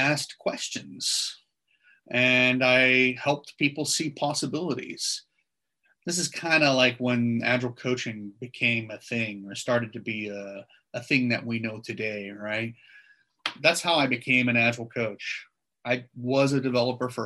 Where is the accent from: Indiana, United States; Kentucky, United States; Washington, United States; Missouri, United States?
Washington, United States; Seattle; moved away as an adult; now in Sydney, Australia; I'm actually an American and I'm originally from Seattle